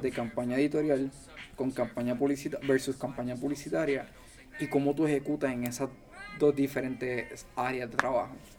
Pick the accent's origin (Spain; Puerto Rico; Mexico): Puerto Rico; Ponce; yo vengo de Ponce